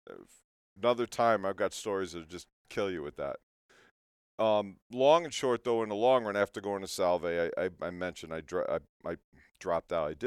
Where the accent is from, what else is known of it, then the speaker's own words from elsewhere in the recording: St. Louis, Missouri, United States; I was actually born in St. Louis, not to get in my my family